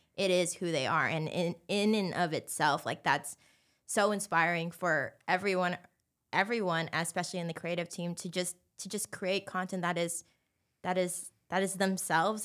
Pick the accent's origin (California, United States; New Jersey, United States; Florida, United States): California, United States; Anaheim; moved away as an adult; now in Los Angeles, United States; born and raised in Anaheim